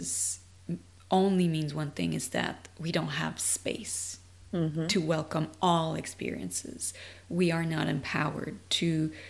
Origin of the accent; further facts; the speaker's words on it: Canada; moved away as an adult; now in United States; I'm French Canadian, and I immigrated in the US in 2016